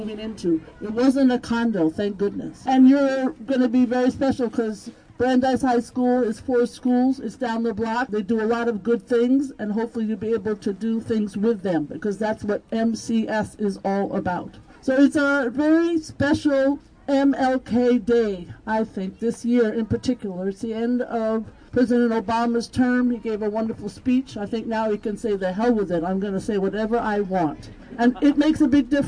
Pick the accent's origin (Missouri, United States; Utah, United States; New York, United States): New York, United States; being a New Yorker with values